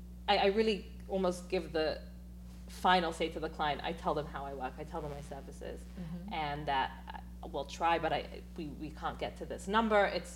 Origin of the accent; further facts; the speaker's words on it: England, United Kingdom; Again, because I'm so English and because, you know, the European mindset is less is more, mm-hmm.